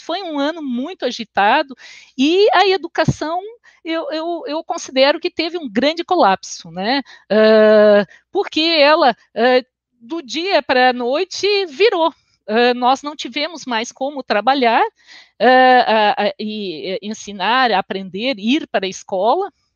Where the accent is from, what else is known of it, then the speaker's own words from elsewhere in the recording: Porto Alegre, Rio Grande do Sul, Brazil; accent: gaúcho; now in Florianópolis, Brazil; Eu sou natural de Porto Alegre e resido em Florianópolis. Vocês vão ver que o meu sotaque é um meio caúcho